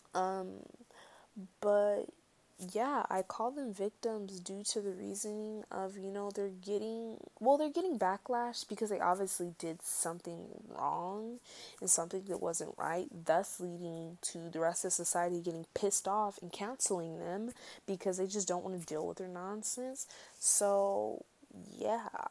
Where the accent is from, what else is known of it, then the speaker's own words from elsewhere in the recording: United States; as an American